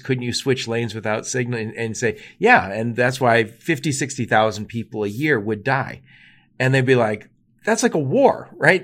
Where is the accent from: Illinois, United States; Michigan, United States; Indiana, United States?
Michigan, United States; Dearborn; I grew up in Dearborn, Michigan